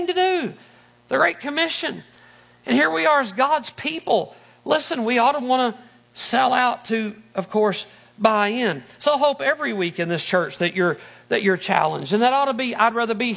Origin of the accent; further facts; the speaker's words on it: Arkansas, United States; moved away as an adult; also born or lived in Northeast Ohio; now in Ohio, United States; I'm from Arkansas originally.